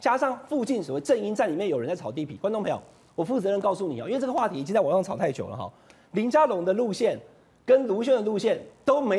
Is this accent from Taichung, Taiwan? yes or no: yes; Taichung, Taiwan; 俊相哥，我台中人，台中已经有绿线了，